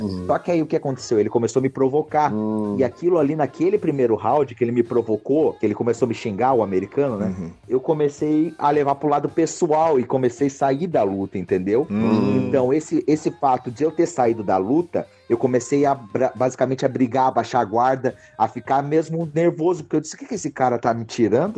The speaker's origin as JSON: {"language": "Portuguese", "town": "Joinville", "region": "Santa Catarina", "country": "Brazil", "moved": "as an adult", "lives_now": "United States", "said": "sou lá de Joinville, Santa Catarina"}